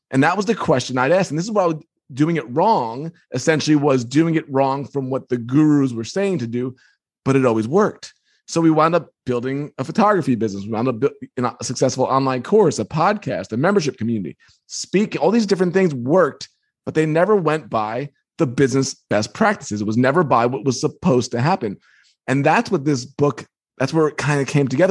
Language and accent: English; Long Island, New York, United States; I grew up on Long Island